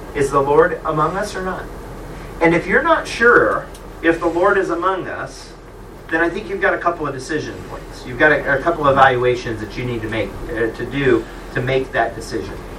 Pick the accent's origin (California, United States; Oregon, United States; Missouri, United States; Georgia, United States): Missouri, United States; Kansas City; it's my hometown